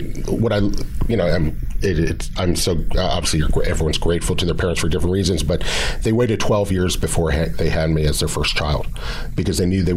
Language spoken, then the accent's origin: English; Pasadena, California, United States; I grew up in Pasadena